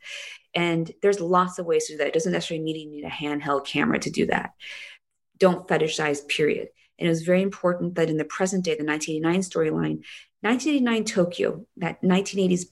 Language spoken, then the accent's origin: English; South Korea; moved away; shoot half this show in my hometown